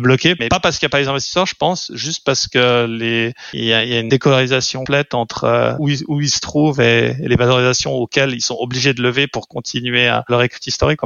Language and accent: French; French-speaking Switzerland, Romandy, Switzerland; also born or lived in London; je suis suisse roman